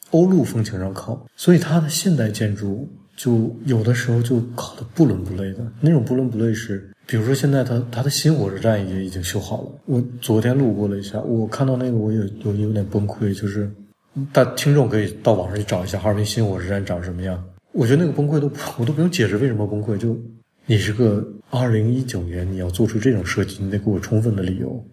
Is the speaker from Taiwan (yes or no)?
no; Harbin, Heilongjiang, China; moved away; also born or lived in Nanjing; 我小的时候，在这个城市生活的时候